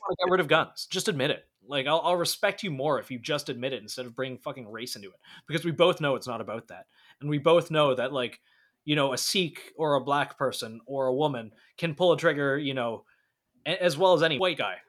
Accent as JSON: {"language": "English", "country": "Canada", "said": "as a Canadian citizen"}